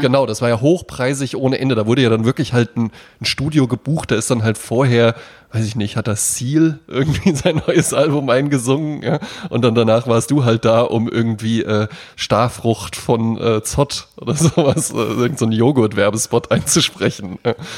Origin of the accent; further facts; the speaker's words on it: Central Hesse, Germany; ich komme ja aus Mittelfeld Mittelhessen